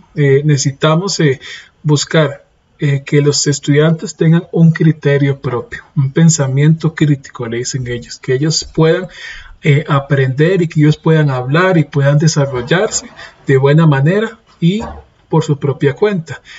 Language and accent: Spanish; Costa Rica; Yo soy de Costa Rica.